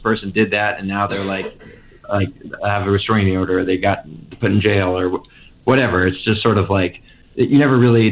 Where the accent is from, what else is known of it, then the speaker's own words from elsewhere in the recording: Santa Cruz, California, United States; I grew up in Santa Cruz, California